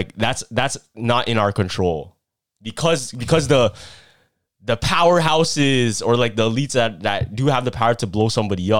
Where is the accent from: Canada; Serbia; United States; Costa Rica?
Canada; I'm Canadian, feel me?